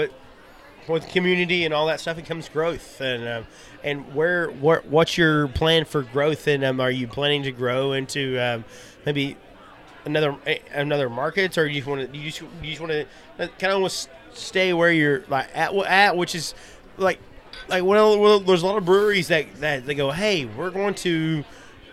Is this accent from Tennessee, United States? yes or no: yes; East Tennessee, United States; we're Appalachian, we're East Tennessee, we're a lot of Irish and German descent